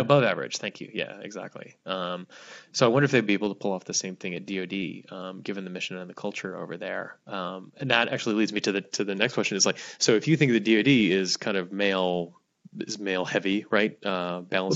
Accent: Hawaii, United States; moved away; my home state

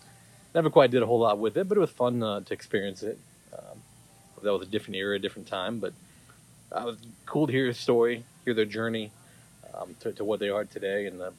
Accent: Arizona, United States

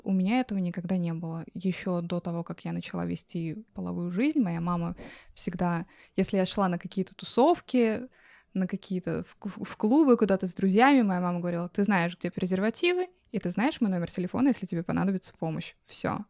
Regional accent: Russia; now in New York, United States; я родилась в горах. Выросла в России.

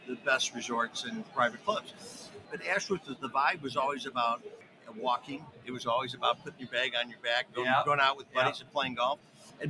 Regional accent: Ohio, United States; My brother and I, we grew up as caddies. We grew up in Ohio

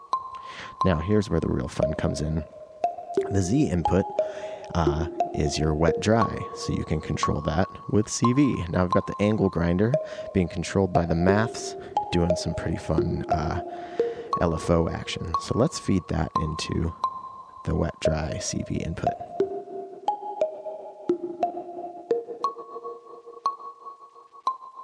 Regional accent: Eastern Washington, United States

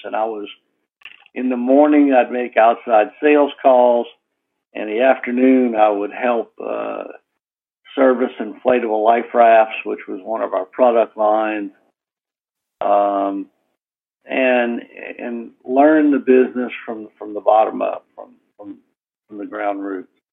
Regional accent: New Orleans, Louisiana, United States; moved away as an adult; also born or lived in Houston; Born and raised in New Orleans

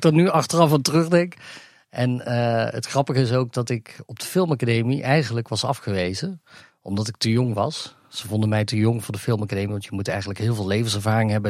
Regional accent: Gemert, North Brabant, Netherlands; also born or lived in Africa; ik kom uit Gemert, uit Brabant

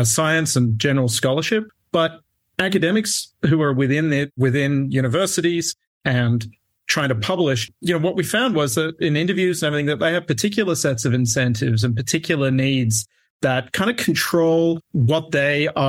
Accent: Australia; accent: Australian; moved away as an adult; now in United States; I grew up in Australia

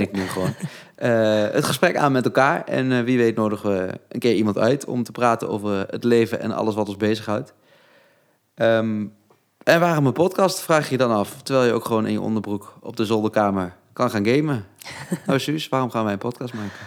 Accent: Netherlands; ik kom uit Harveld.

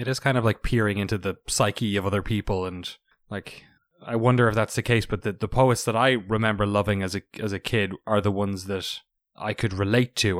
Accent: Ireland; now in United States; as an Irish person and as a recent American citizen, got my citizenship last month

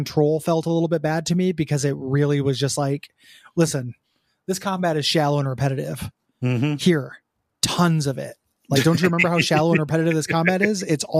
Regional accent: Montreal, Quebec, Canada; I'm from Montreal, a city which is home to many game devs, and despite our country being disproportionate producers of media given our size

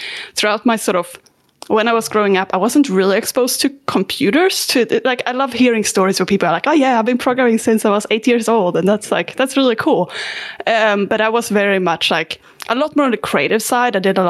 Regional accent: Sweden; I'm from Sweden. That one's easy. And yeah, I also been moving around a lot.

